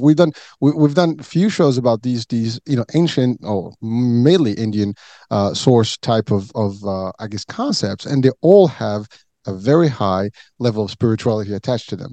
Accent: Morocco; moved away; I was born and raised in Morocco

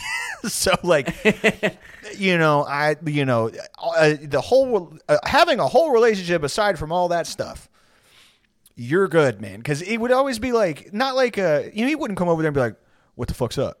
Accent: San Jacinto Monument area, near Houston, Texas, United States; out in my hometown, there's a, the San Jacinto Monument

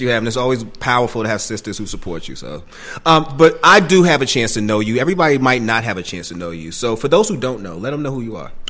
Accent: Boston, Massachusetts, United States; my state, Massachusetts, I'm from Boston

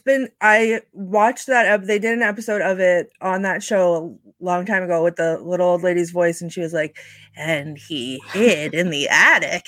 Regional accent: New England, United States; I am from New England

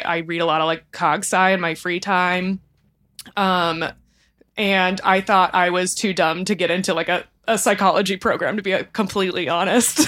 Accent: Kingwood, Texas, United States; moved away as an adult; also born or lived in New York City; I grew up in the outskirts of Houston, Texas, in a town called Kingwood

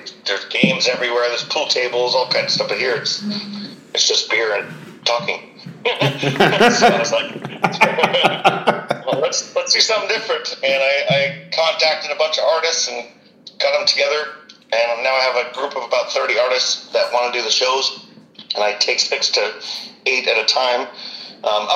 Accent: Vacaville, California, United States; moved away as an adult; now in Cork, Ireland; I grew up in California, Vacaville

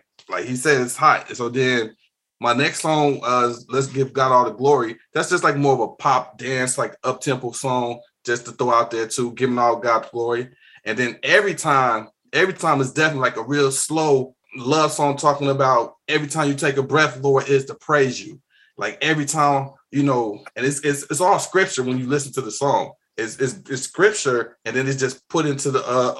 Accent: Chicago, Illinois, United States; growing up in Chicago, being in the city, we got all kind of music here

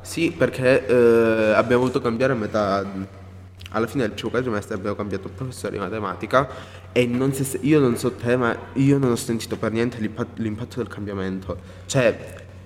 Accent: Nova, near Oppido Mamertina, Calabria, Italy; io vengo da un paese un po' più lontano da, rispetto a Oppido perché io in realtà il liceo classico potevo tranquillamente andare io sono di Nova

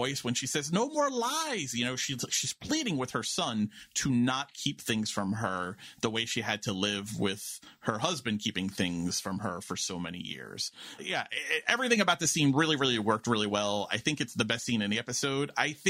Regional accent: New York City, New York, United States; as a New Yorker

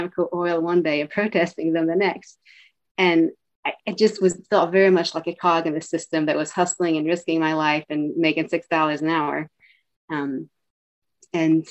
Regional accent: Eastern Kentucky, United States; moved away as an adult; also born or lived in Chicago; now in Northampton, United States; And I grew up in Eastern Kentucky where it's really mountainous

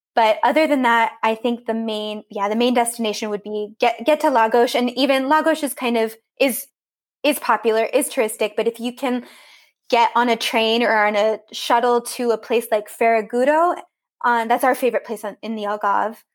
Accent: Central Coast, Monterey Bay, California, United States; accent: American; moved away as an adult; now in Austria; I grew up in California on the coast

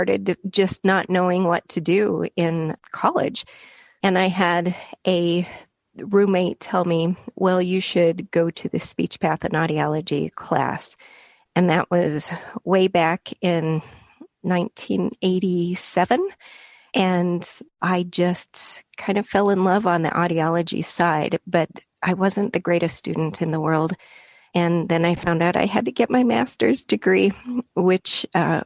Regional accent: Wyoming, United States; moved away as an adult; also born or lived in Missouri; now in Tucson, United States; I grew up in Wyoming, where you see forever

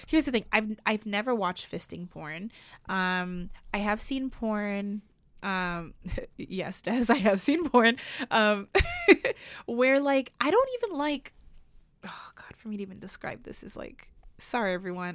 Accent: Canada; we don't have that in Canada

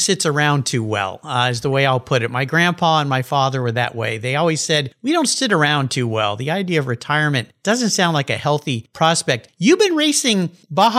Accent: La Jolla, California, United States; I grew up down in La Jolla, California

